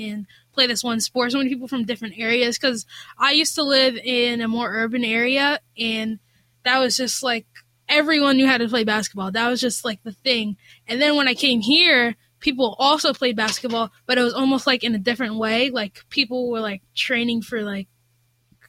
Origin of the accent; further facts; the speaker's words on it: Rahway, New Jersey, United States; I started in first grade rec basketball back in my hometown, Rahway